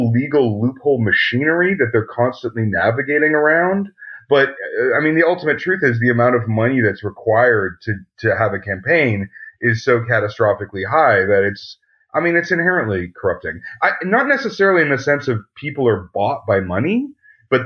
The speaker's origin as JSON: {"language": "English", "country": "Canada", "said": "I'm a Canadian"}